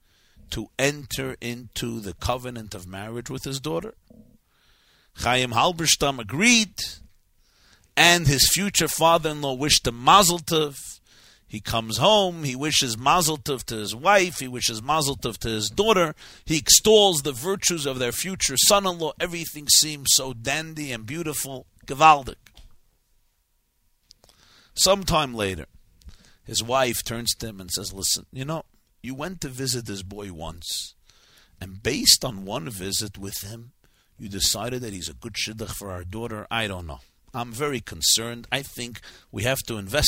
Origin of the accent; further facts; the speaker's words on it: New York City, New York, United States; a shul near where I grew up on New York Avenue in Brooklyn